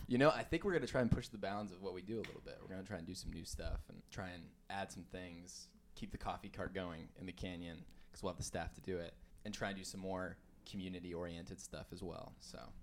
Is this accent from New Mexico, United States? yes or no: yes; Farmington, New Mexico, United States; moved away as an adult; also born or lived in Denver, Colorado / Texas; I was born in Denver, Colorado, and then I still have a lot of family there, but I grew up in Farmington, New Mexico